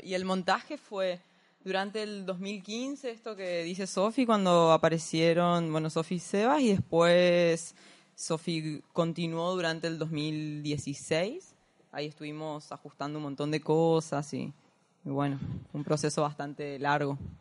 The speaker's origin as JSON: {"language": "Spanish", "region": "Corrientes", "country": "Argentina", "said": "yo soy de Corrientes"}